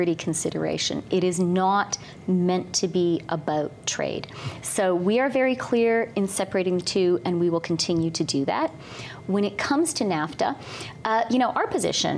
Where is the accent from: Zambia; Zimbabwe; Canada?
Canada; we are Canadian